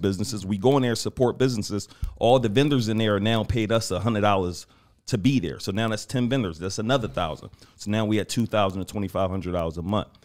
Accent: Philadelphia, Pennsylvania, United States; I'm from West Philly

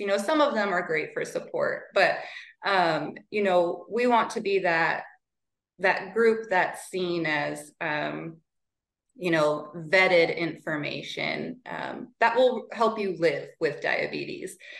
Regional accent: Montana, United States; step in as manager in my hometown pharmacy

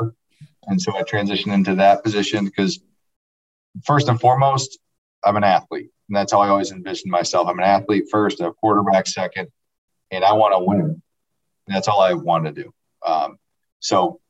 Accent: Grand Rapids, Michigan, United States; I'm from the Grand Rapids area, west side of the state, and was recruited out of high school

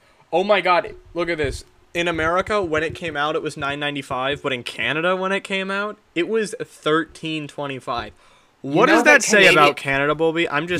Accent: Ireland; Do I look like I live in Ireland? Yes, probably because I'm Irish.

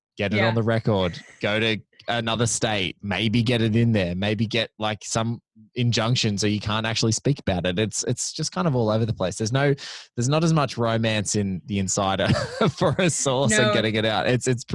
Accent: Australia; because I'm Australian too

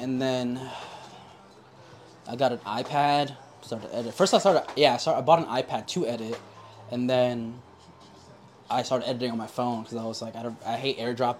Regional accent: Yonkers, New York, United States; moved away as an adult; also born or lived in Baltimore; I was born in Yonkers, New York. Okay. And that's where I'm living currently.

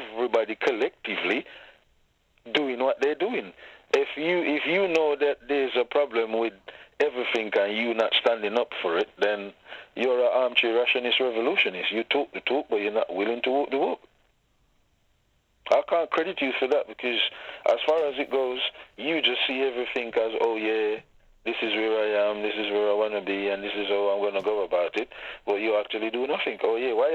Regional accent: Jamaica; moved away; I was born and bred in Jamaica, so... Growing our own food product and all of these things was the norm for us

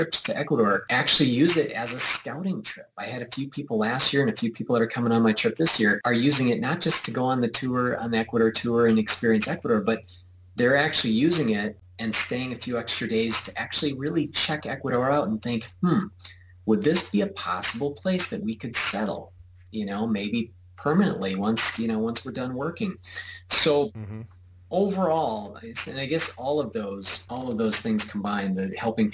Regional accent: United States; I'm from the United States.

